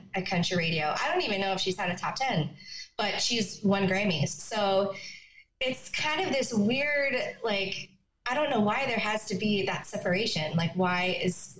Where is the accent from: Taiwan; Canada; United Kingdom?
Canada; Conception Bay South, Newfoundland and Labrador; moved away as an adult; also born or lived in Yellowknife, Northwest Territories; now in Nashville, United States; I would say I'm a Newfoundlander. I can't say born and bred, but definitely bred